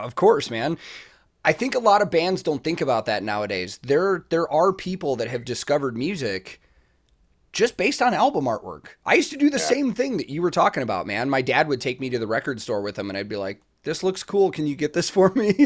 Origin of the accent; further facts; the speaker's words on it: United States; as an American